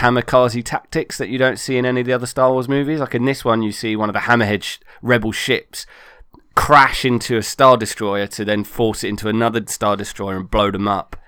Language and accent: English; United Kingdom; I am British